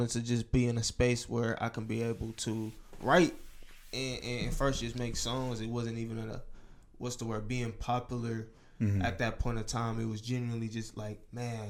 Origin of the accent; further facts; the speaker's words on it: Milwaukee, Wisconsin, United States; I'm from Milwaukee, born and raised